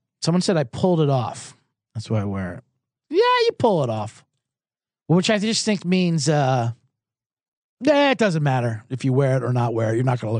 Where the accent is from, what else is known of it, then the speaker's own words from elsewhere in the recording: Philadelphia, Pennsylvania, United States; I'm from Philadelphia, Eagles fan. A lot of playoff disappointments. I grew up with playoff disappointments.